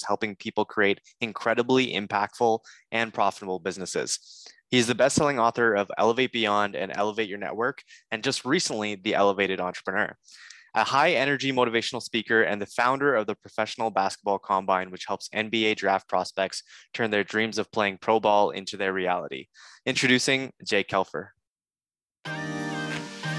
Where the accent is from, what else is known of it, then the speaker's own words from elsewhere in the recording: Toronto, Ontario, Canada; I'm a Toronto Raptors fan, that's where I'm from